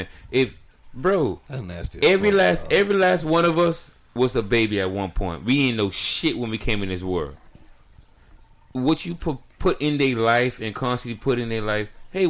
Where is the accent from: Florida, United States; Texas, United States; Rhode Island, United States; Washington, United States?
Florida, United States; Miami; I'm from Miami. We vultures out here. Dade County all day. 305.